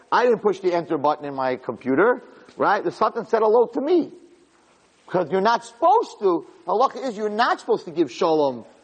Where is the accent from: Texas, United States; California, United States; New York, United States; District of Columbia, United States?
New York, United States; Flatbush; I'm from Flatbush.